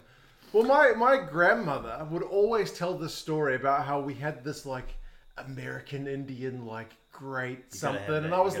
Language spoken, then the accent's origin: English; New Zealand; being a Kiwi